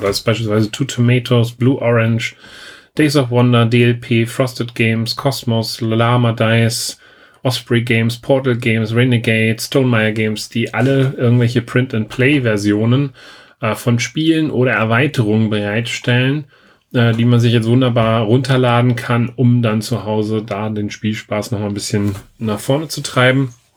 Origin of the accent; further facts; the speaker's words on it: Germany; bei uns in Deutschland